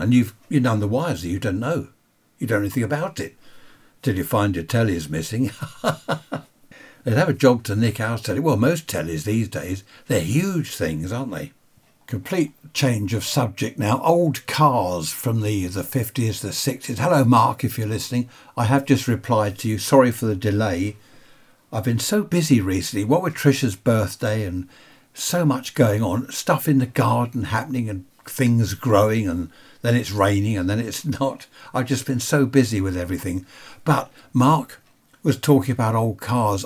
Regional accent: United Kingdom; I'm a Brit

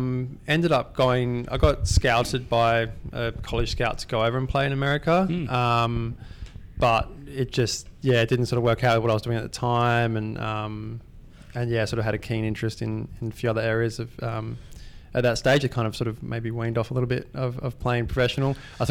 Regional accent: Perth, Western Australia, Australia; Yeah, not far from here, about 20 minutes sort of southeast of here.

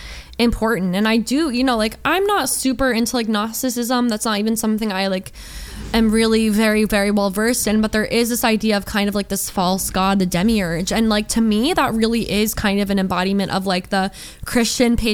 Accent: Georgia, United States; I grew up in Georgia

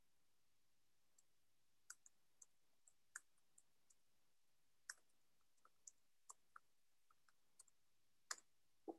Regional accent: France; English is a second language; I was born in France

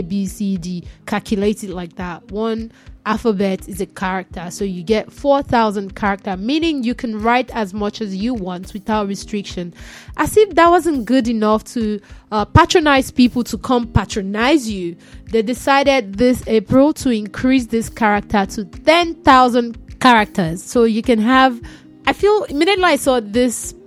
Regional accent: Nigeria; I'm Nigerian

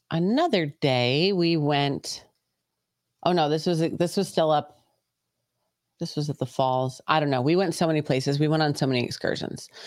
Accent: Jamaica; I'm from Jamaica. I'm, I'm close by.

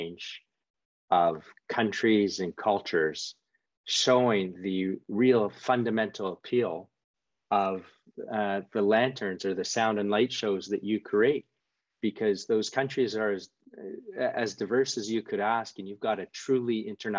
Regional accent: Canada; moved away; I'm from Canada originally

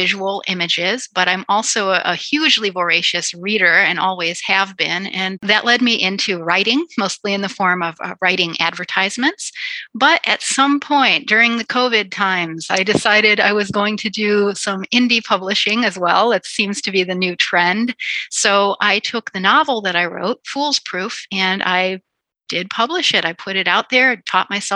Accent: Chicago, Illinois, United States; I'm a Chicagoan

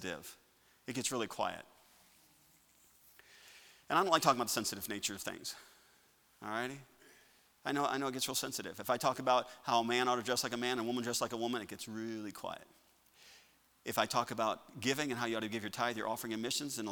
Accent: Chicago, Illinois, United States; I'm a northerner. I'm from Chicago. I mean, just that area

